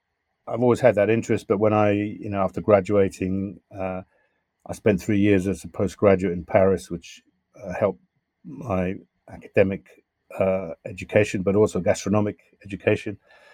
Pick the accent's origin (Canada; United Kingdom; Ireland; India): United Kingdom; London; accent: Southwest London; I have the accent that I have now, which is vaguely Southwest London, I guess. So that's where my accent comes. So now sometimes I get abused for being English or in various parts of the world.